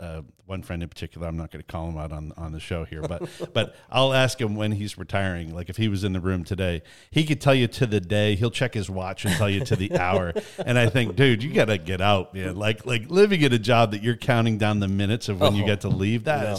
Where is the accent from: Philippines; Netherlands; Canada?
Canada; We grew up in Canada.